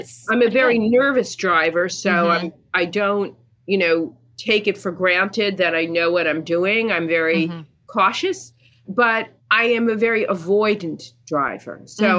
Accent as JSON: {"language": "English", "region": "New York", "country": "United States", "tie": "born or raised there", "moved": "as an adult", "said": "Because I grew up in New York and was one of those New Yorkers who just never learned how to drive."}